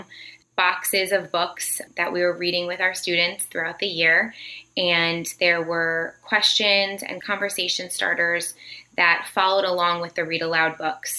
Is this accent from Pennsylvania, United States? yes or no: no; Connecticut, United States; also born or lived in Virginia; I grew up here in Connecticut